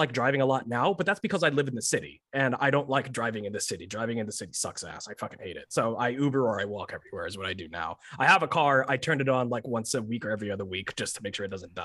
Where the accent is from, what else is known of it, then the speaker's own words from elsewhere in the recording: Texas, United States; moved away as an adult; also born or lived in Chicago / Irving; I've been in Texas from the time I was 4 until last year. So 4 until 31